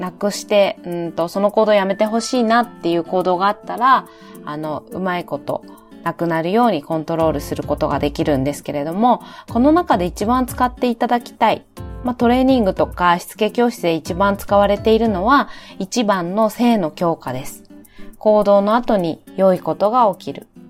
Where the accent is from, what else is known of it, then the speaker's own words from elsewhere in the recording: Fukushima, Japan; 私の地元でもあります福島で